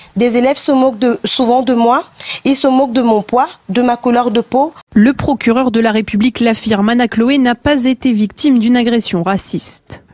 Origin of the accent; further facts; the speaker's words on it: Limoges, Nouvelle-Aquitaine, France; on vient de Limoges, terre socialiste